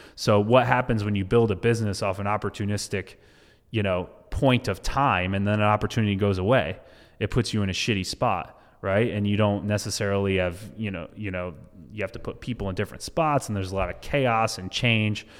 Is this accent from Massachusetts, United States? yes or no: yes; Massachusetts, United States; now in Florida, United States; I'm from Massachusetts